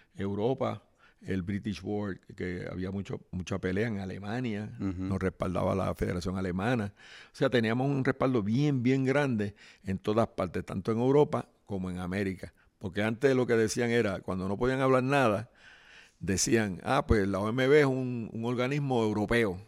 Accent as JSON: {"language": "Spanish", "town": "Guaynabo", "country": "Puerto Rico", "tie": "born or raised there", "said": "los barrios de mi pueblo, que se llama Guaynabo City."}